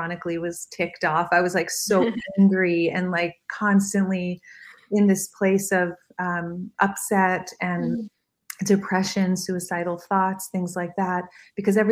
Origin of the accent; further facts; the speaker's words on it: Miami Beach, Florida, United States; I was raised in Miami Beach